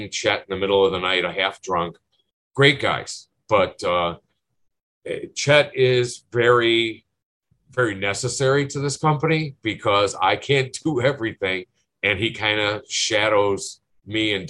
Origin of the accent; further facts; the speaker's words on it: Berwyn, Illinois, United States; I grew up in Berwyn